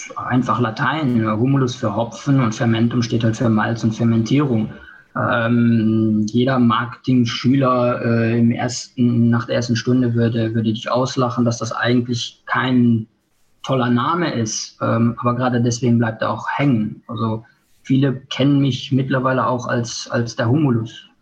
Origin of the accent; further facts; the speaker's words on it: Luxembourg; also born or lived in England / Germany; Ich bin hier geboren, äh, trage aber doppelte Staatsbürgerschaft, also deutsche